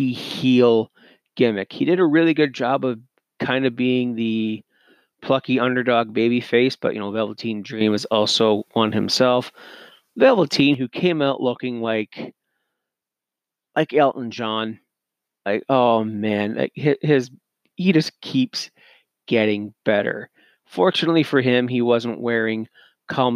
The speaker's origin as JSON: {"language": "English", "country": "Canada", "said": "I'm Canadian"}